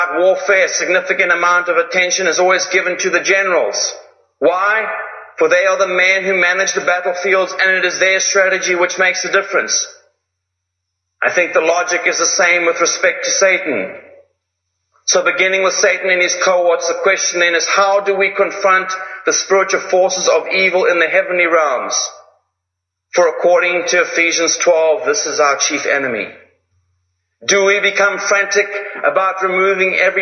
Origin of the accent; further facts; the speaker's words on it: Zimbabwe; I come from Zimbabwe